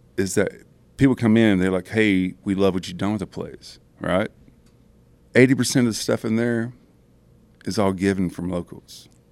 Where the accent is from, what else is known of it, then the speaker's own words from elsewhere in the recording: Broken Bow Lake, Oklahoma, United States; I was raised in campers on Bow Lake when I was born